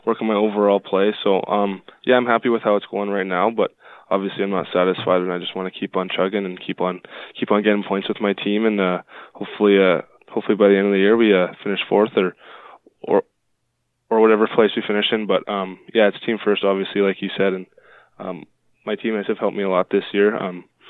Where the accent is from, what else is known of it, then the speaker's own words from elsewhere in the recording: Richmond, British Columbia, Canada; I'm from Richmond, BC, just outside of Vancouver